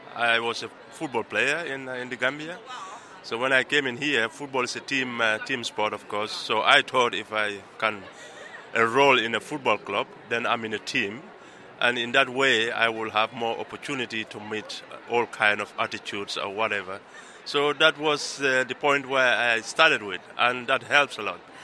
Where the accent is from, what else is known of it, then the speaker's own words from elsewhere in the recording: Tunisia; also born or lived in Birmingham, United Kingdom; now in Netherlands; I'm originally from uh, Tunisia